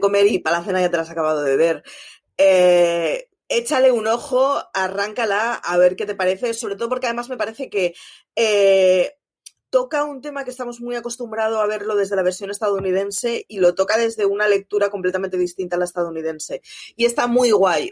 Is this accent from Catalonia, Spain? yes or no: yes; Barcelona, Catalonia, Spain; yo, soy de Barcelona, mis padres son de Euskadi